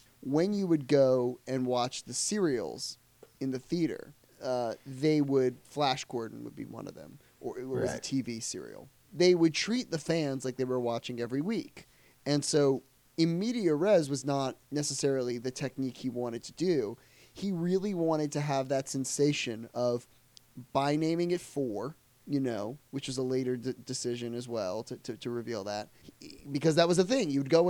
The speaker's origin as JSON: {"language": "English", "country": "United Kingdom", "said": "I could especially see, coming from being British"}